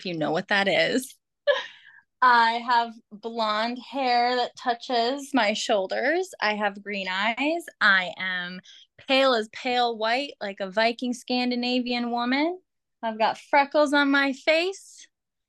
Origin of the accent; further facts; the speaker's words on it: Minnesota, United States; accent: Minnesota; moved away; also born or lived in Los Angeles; I grew up in Minnesota. I'm from Minnesota